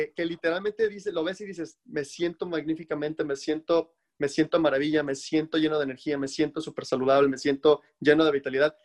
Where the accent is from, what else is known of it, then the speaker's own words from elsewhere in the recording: Mexico; now in United States; en mi país, en México